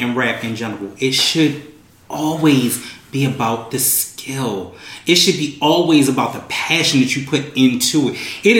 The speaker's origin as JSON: {"language": "English", "town": "Baltimore", "region": "Maryland", "country": "United States", "said": "Bitch, I'm from Baltimore."}